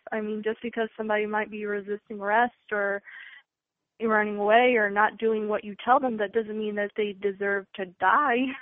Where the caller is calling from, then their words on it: Texas, United States; Calling from Texas